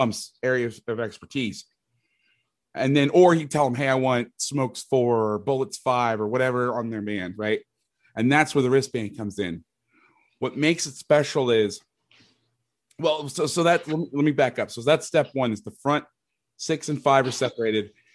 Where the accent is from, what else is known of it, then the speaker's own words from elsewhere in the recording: Orlando, Florida, United States; moved away as an adult; also born or lived in Bay Area, California / Jackson, Mississippi / Fresno, California; I'm from Orlando, Florida. I'm actually living in the house that I, I grew up